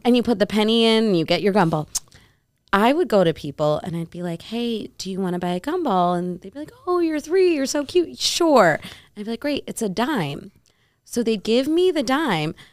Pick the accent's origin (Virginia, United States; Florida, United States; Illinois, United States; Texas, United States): Illinois, United States; Naperville; I grew up in Chicago